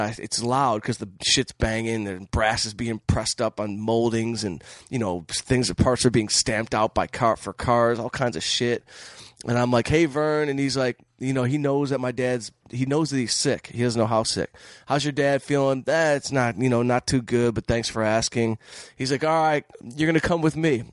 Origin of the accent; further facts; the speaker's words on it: Detroit, Michigan, United States; moved away as an adult; now in Los Angeles, United States; I'm from Detroit, so I grew up in scrap, in the scrap metal business